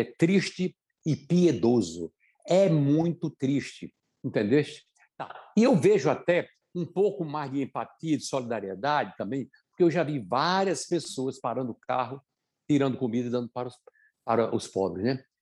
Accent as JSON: {"language": "Portuguese", "town": "São Bento do Una", "region": "Pernambuco", "country": "Brazil", "tie": "born or raised there", "moved": "yes", "said": "Eu sou da cidade de São Bento do Una, é, era uma cidade que tinha uns 5 mil habitantes quando eu nasci"}